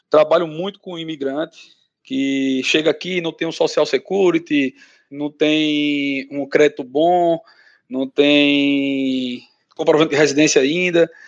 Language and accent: Portuguese; Brazil; moved away as an adult; now in United States; sou advogado no Brasil, Emigrei é, imigrei para cá, para os Estados Unidos, faz um ano e oito meses